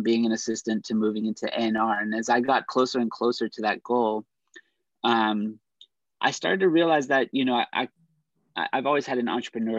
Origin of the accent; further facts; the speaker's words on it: Pittsburgh, Pennsylvania, United States; moved away; also born or lived in New York; my hometown of Pittsburgh